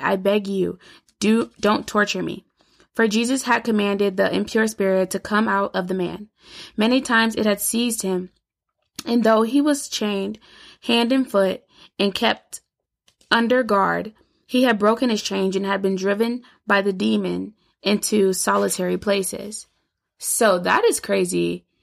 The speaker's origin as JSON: {"language": "English", "region": "Illinois", "country": "United States", "tie": "born or raised there", "said": "I grew up in Illinois"}